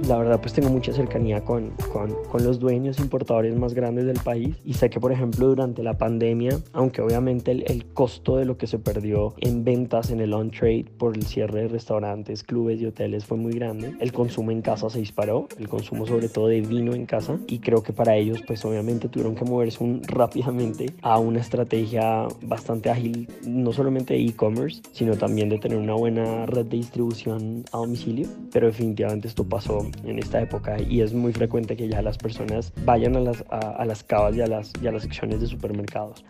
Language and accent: Spanish; Bogotá, Colombia; soy colombiano, bogotano